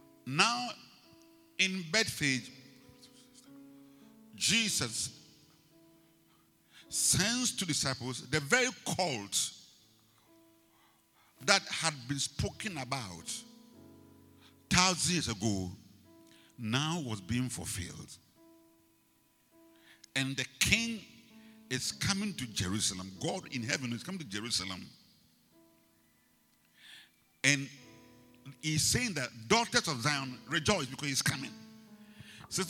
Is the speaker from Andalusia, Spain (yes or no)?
no; Las Palmas, Canary Islands, Spain; born there; Where were you born? You know, I was born in Las Palmas. So what?